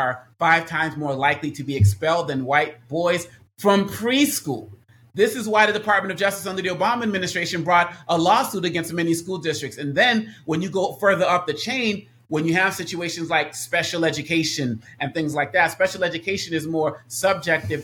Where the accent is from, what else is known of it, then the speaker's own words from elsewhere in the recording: Boston, Massachusetts, United States; moved away; I was born and raised in Boston, where I am now visiting family.